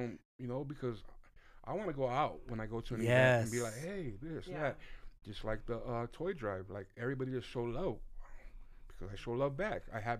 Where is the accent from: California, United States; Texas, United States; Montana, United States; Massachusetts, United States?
California, United States; Downey; also born or lived in Paramount, California; I was born in Paramount, in the city of Paramount, and I grew up in Downey all my life.